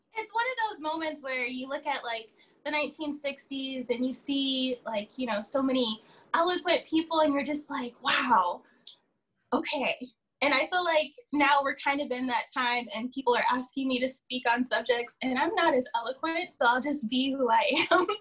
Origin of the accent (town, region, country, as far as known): Palm Springs, California, United States; born or raised there; also born or lived in Victorville / San Bernardino / Riverside; now in Los Angeles, United States